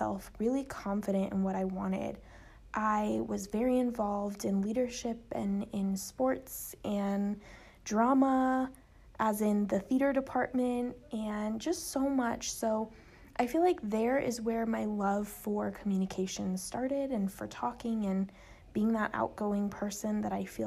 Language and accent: English; Arcadia, California, United States; I grew up in Los Angeles, California, in a town called Arcadia, California.